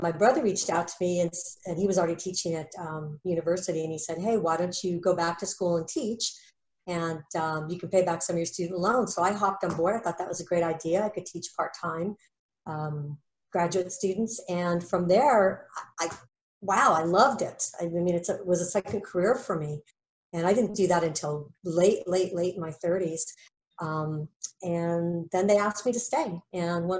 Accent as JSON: {"language": "English", "town": "Phoenix", "region": "Arizona", "country": "United States", "tie": "born or raised there", "also_born_or_lived": "San Francisco, California", "moved": "as an adult", "said": "I left my hometown of Phoenix, Arizona when I was 18"}